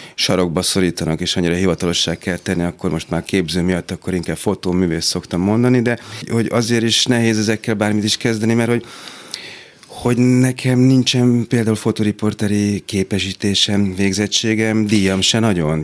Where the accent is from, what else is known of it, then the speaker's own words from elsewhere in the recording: Budapest, Hungary; itt nőttem fel a hatodik kerületben